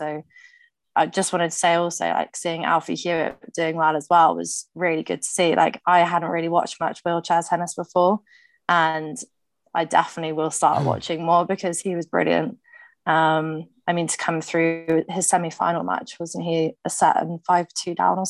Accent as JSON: {"language": "English", "country": "United Kingdom", "said": "just being British"}